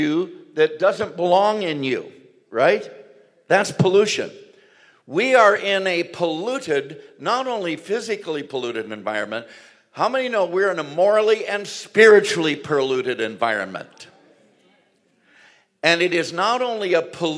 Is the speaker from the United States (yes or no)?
yes; southern Missouri, United States; I grew up in the Assemblies of God, but in southern Missouri